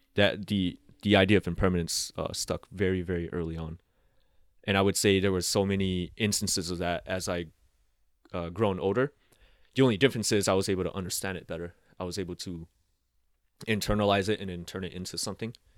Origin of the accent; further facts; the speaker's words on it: San Diego, California, United States; also born or lived in Laos; raised in Southeast San Diego